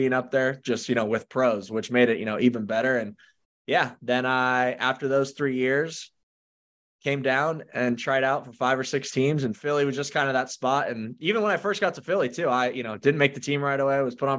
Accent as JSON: {"language": "English", "country": "Canada", "said": "And then I was drafted in the first round as a Canadian to go to Canada."}